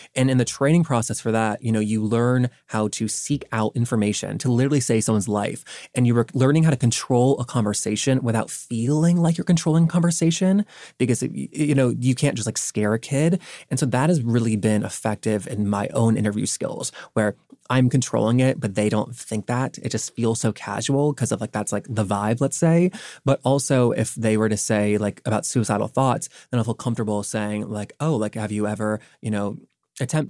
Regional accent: the South, United States; growing up in the South

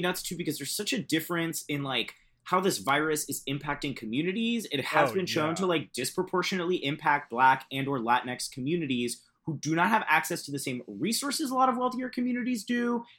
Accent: Central Florida, United States; moved away as an adult; I grew up in Central Florida in a like Catholic Puerto Rican family.

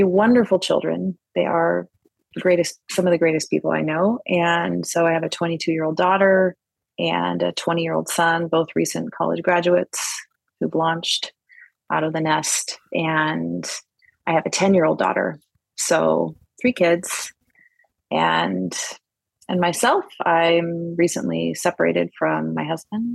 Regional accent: Washington, United States; I am from Washington State, and I've lived here my whole life, Pacific Northwest.

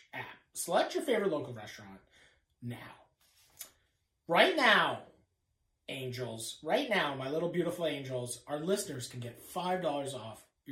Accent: Canada; accent: Canadian; my Canadian accent

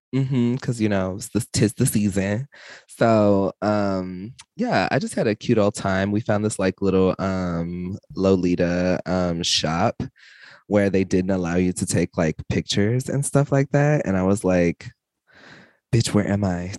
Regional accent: Texas, United States; I'm from Texas

